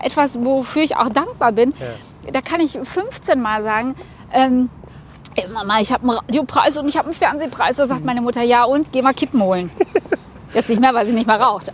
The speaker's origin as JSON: {"language": "German", "region": "North Rhine-Westphalia", "country": "Germany", "moved": "as an adult", "lives_now": "Cologne, Germany", "said": "ich bin Westfälin."}